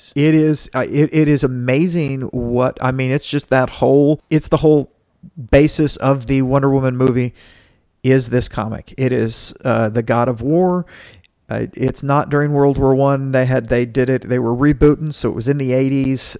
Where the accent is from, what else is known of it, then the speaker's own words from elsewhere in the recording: Dallas, Texas, United States; my city, Dallas